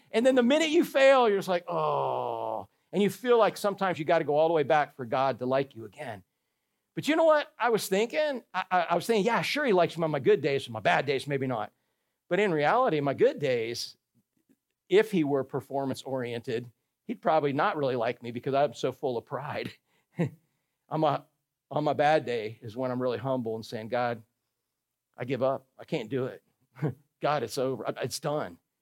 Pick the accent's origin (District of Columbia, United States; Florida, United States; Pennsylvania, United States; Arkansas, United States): Florida, United States; Orlando; I grew up in Orlando when they filmed Tarzan movies there